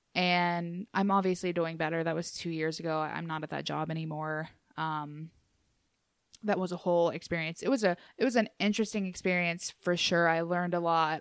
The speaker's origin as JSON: {"language": "English", "region": "Appalachia", "country": "United States", "moved": "yes", "said": "I'm from Appalachia"}